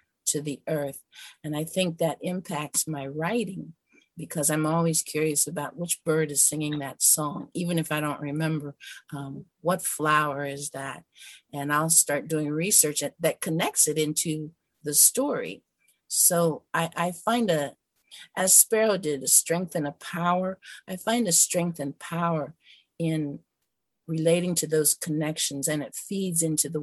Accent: Mercer County, Pennsylvania, United States; now in Ohio, United States; I was born in Mercer County, Pennsylvania. That's Appalachian, Pennsylvania

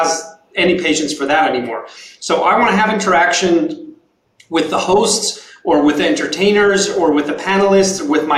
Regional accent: Tel Aviv, Tel Aviv District, Israel; moved away as an adult; now in San Francisco, United States; We're all originally from Tel Aviv, Israel. We moved here 3 years ago

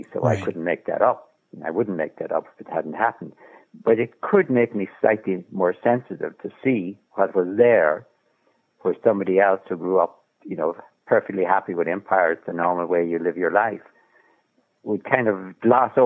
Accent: Ireland; I'm Irish

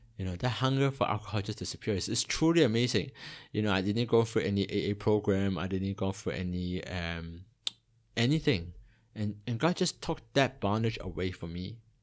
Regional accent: Toronto, Ontario, Canada; also born or lived in Hong Kong; now in Singapore; I was born in Hong Kong, and when I was eight, my family migrated to, uh, Toronto in Canada

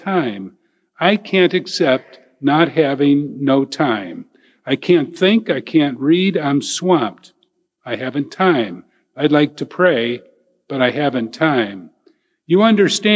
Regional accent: Elyria, Ohio, United States; I'm from Elyria.

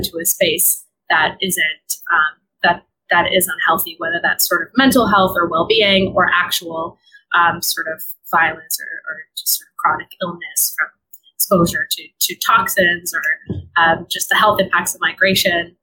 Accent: California, United States; now in Brooklyn, United States; I am originally from California

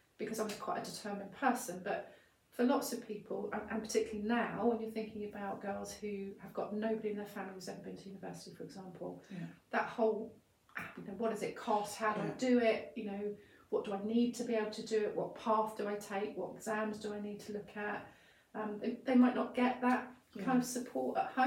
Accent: Portsmouth, South East England, United Kingdom; I'm from Portsmouth

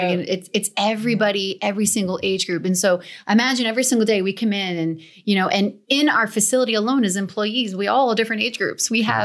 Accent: New Jersey, United States; I'm from New Jersey.

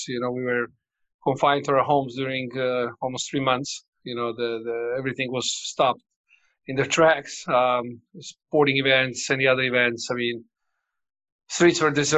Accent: Montenegro; also born or lived in Croatia / Hawaii, United States / Denver, United States / Belgium; now in Bilbao, Spain; I was born in Yugoslavia and moved to Montenegro when I was 5 years old, 6 years old

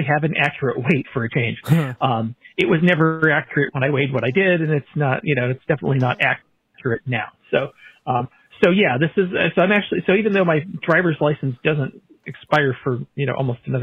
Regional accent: Santa Cruz, California, United States; I grew up in Santa Cruz, California

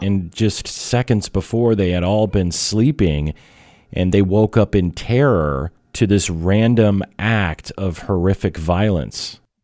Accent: Iowa, United States; my home state, but we are going to go back to Iowa

